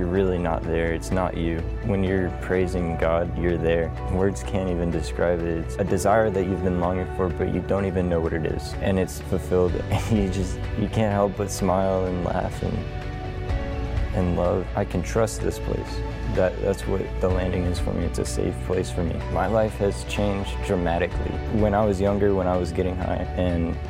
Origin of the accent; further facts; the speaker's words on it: Houston, Texas, United States; also born or lived in Hawaii; I was born in Hawaii because my dad was in the Army. And when I was 3, we moved back to Houston